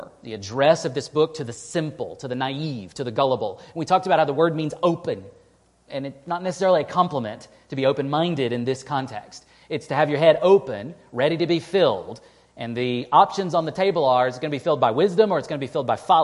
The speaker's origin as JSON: {"language": "English", "region": "East Texas", "country": "United States", "tie": "born or raised there", "moved": "yes", "lives_now": "Western New York, United States", "said": "where I grew up in East Texas"}